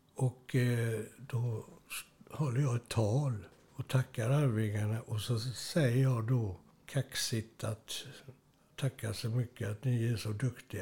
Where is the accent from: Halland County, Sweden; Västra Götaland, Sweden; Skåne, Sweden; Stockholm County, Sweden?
Västra Götaland, Sweden; Gothenburg; now in Kungälv, Sweden; jag är uppväxt i Göteborg, Strömmersberg, i de östra stadsdelarna